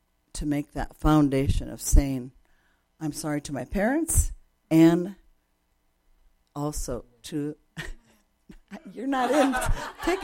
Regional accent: Japan; moved away; I grew up in Japan where the culture, Japanese culture, is kind of like the Jewish culture.

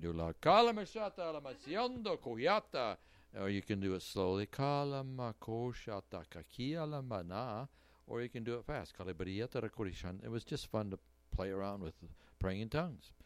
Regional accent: Canton, South Dakota, United States; moved away as an adult; also born or lived in Moorhead, Minnesota; I grew up in Canton, South Dakota, so I know blizzards

